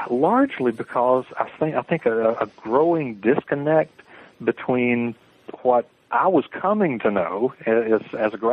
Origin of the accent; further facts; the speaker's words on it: the South, United States; Uh, I'm from the South generally. I was sort of an Army brat. We lived uh, a number of places. Uh, but I suppose living living in the South, growing up in the South